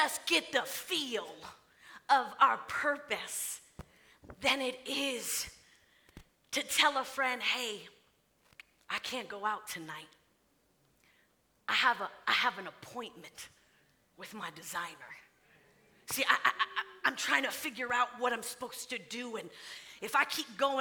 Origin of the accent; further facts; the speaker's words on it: Florida, United States; moved away as an adult; I was born in Florida, raised in Florida. That's home.